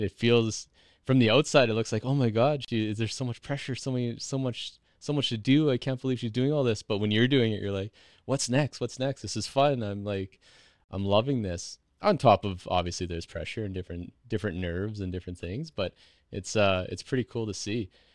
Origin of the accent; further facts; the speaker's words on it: Meadow Lake, Saskatchewan, Canada; I'm from Meadow Lake